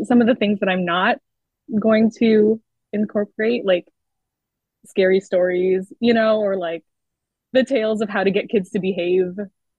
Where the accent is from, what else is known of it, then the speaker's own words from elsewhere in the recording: United States; as a Filipino American and the first of my siblings born here, I don't speak Tagalog